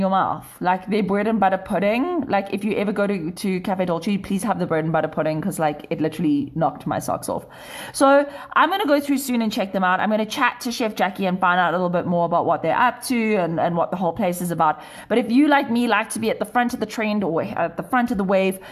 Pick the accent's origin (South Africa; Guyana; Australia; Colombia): South Africa; Cape Town, Western Cape; now in Johannesburg, South Africa; I'm originally from Cape Town. I've been in Joburg for 10 years.